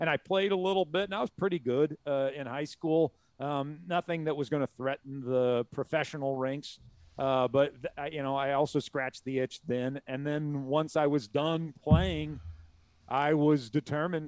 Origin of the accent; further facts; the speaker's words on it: Southern Illinois, United States; we grew up in Southern Illinois, which was St. Louis Cardinals territory